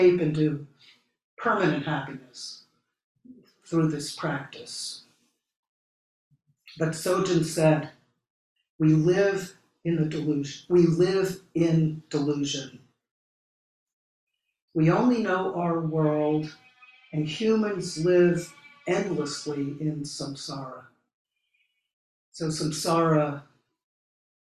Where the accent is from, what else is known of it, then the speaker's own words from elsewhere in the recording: Philadelphia, Pennsylvania, United States; moved away as an adult; also born or lived in St. Louis, Missouri; I grew up in Philadelphia